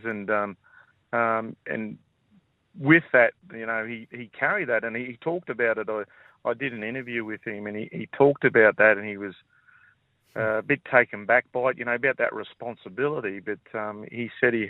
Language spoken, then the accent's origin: English; Murgon, Queensland, Australia; I grew up in Mergan, but obviously that's where a lot of my people are from